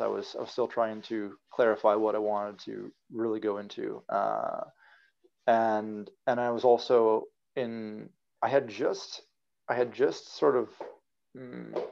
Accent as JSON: {"language": "English", "region": "Colorado", "country": "United States", "said": "I'm from Colorado, a small town in Colorado."}